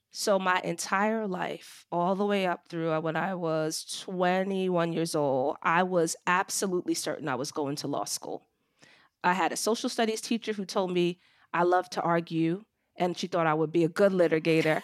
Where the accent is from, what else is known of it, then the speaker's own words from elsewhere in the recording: Long Island, New York, United States; moved away as an adult; also born or lived in Brooklyn, New York; I was born in Brooklyn, New York, and raised on Long Island, and lived in New York until my early twenties